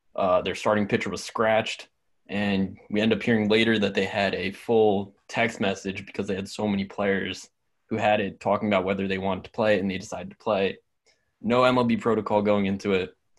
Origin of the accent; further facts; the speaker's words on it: Cheltenham, Pennsylvania, United States; moved away as an adult; come from Cheltenham. That's where I met Jewel